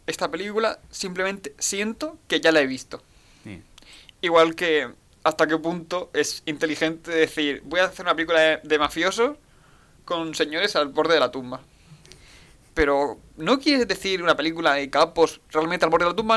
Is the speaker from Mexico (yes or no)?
no; Spain; soy español